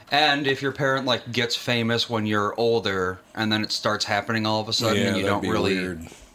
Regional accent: Dayton, Ohio, United States; Out in Dayton, I grew up in Dayton.

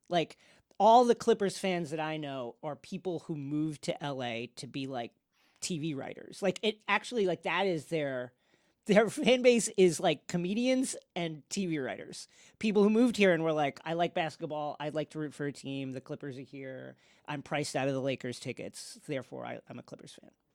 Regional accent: New York, United States; I'm from New York

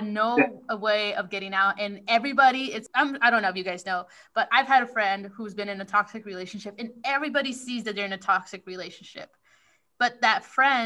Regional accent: United States; as an American

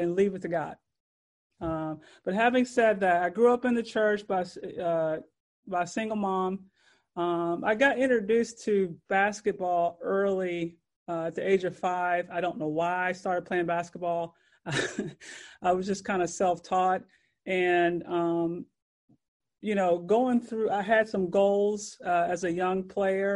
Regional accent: Louisville, Kentucky, United States; I grew up in Louisville, Kentucky.

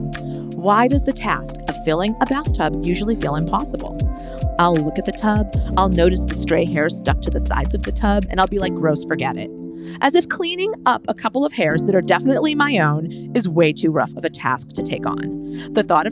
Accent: Massachusetts, United States; moved away; we're both from Massachusetts. Mm-hmm. We both escaped the Boston area

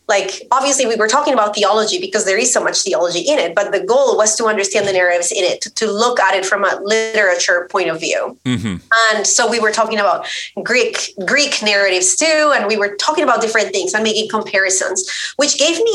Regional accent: Colombia; moved away as an adult; I grew up in Colombia. I am Colombian. So I grew up there, was raised there. I moved after I finished college

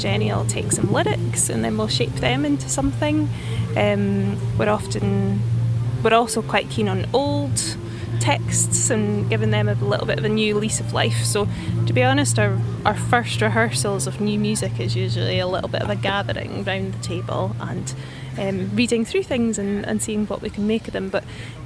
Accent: Black Isle, Highlands, Scotland, United Kingdom; I'm from the Black Isle Peninsula, north of Inverness in the Highlands.

